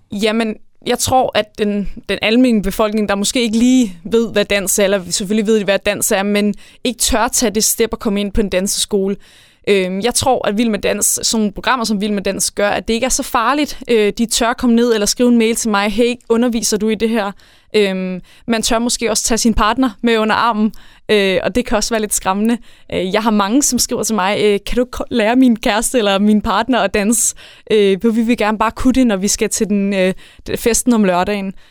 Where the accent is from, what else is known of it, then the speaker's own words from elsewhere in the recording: Værløse, Capital Region of Denmark, Denmark; also born or lived in Jutland; now in Varde, Denmark; jeg er født og opvokset på Sjælland i Værløs